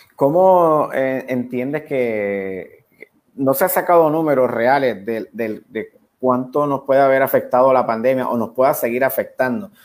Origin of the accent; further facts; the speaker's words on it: Ponce, Puerto Rico; moved away; yo soy de Ponce